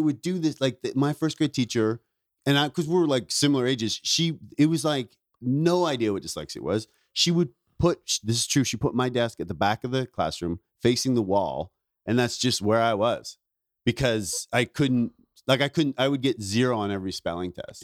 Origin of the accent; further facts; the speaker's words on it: Ontario, Canada; moved away; also born or lived in Vancouver; I grew up in Ontario, but I started comedy in Vancouver